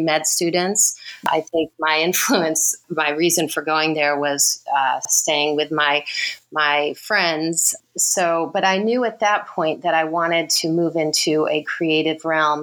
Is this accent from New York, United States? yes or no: no; Redlands, California, United States; moved away as an adult; also born or lived in Connecticut / Los Angeles; now in New Zealand; I was born in Connecticut, but then moved to California in 1980. So I was in elementary school and went to school. We moved to Riverside, Loma Linda, Redlands area